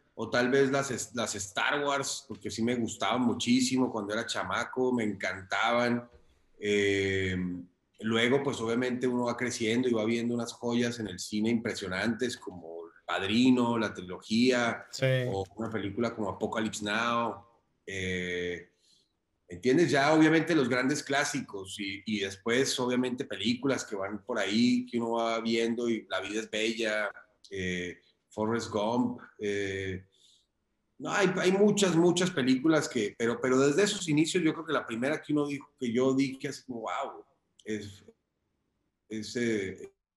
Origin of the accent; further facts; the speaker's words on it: Cali, Valle del Cauca, Colombia; moved away as an adult; also born or lived in Popayán / Bogotá; soy colombiano, nací en una ciudad muy pequeña que se llama Popayán y me crié en Cali